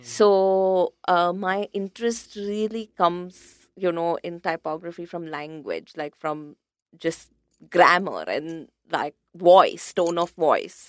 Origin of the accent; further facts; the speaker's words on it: India; also born or lived in London; as an Indian typographer